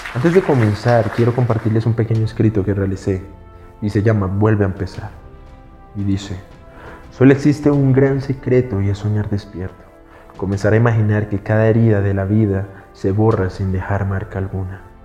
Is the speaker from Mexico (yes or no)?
no; Colombia; somos cultura latinoamericana, somos cultura colombiana